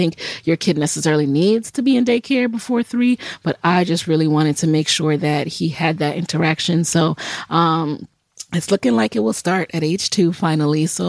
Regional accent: New York City, New York, United States; also born or lived in Jamaica; I grew up in the Bronx

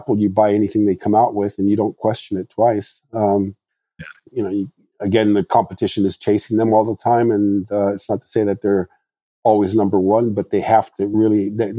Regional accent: Morocco; English is a second language; now in United States; I mean, when I grew up in Morocco, the farthest thing from my mind was going to the United States and studying car design.

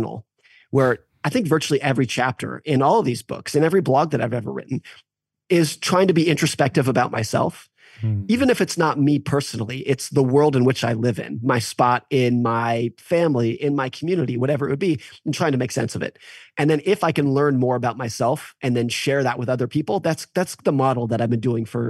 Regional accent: United States; What I have experienced as an American

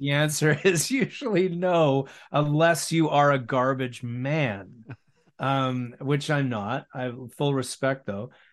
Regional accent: West Vancouver, British Columbia, Canada; the people that I grew up with in West

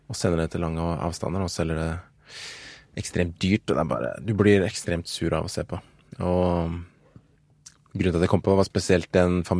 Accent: Nigeria; Nei, det var Nigeria, faktisk. Ja. der jeg kommer fra.

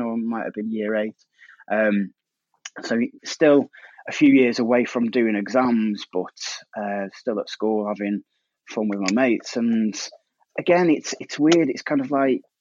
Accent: Staffordshire, West Midlands, United Kingdom; I'm from Staffordshire and we have a funny, unique school system

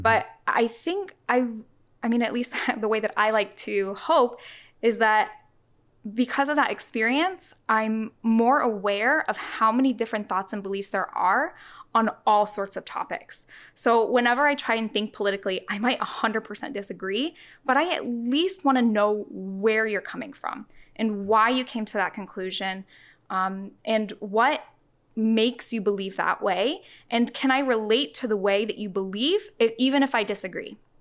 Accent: the South, United States; I grew up in the South.

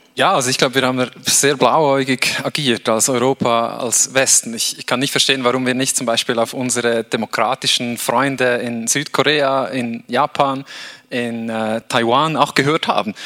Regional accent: Switzerland; ich bin in der Schweiz aufgewachsen

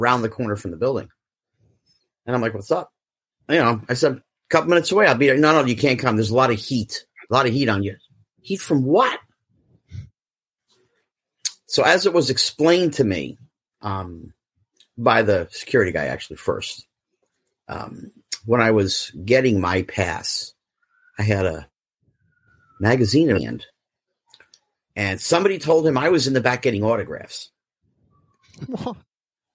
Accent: Central New Jersey, United States; I grew up in Central New Jersey

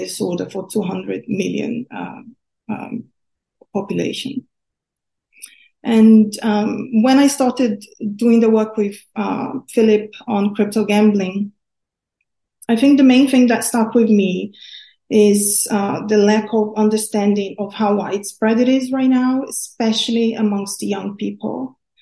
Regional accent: Brazil; now in United Kingdom; I grew up in Brazil where gambling is mostly illegal

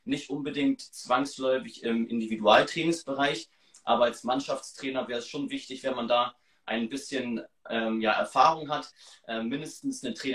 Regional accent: Hamburg, Germany; Wir kommen aus Hamburg und die wohnen halt weiter weg.

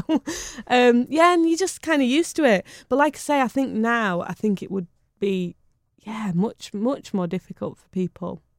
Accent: Bury, North West England, United Kingdom; I was born in Bury

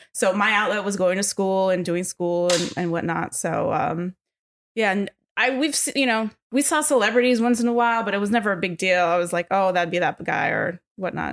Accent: Los Angeles, California, United States; born and raised in L A, North Hollywood

